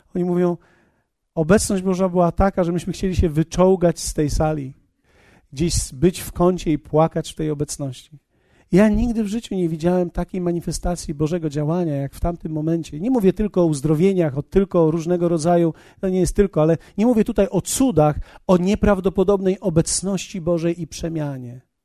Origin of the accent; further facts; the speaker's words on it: Poland; ja jestem, jestem z Polski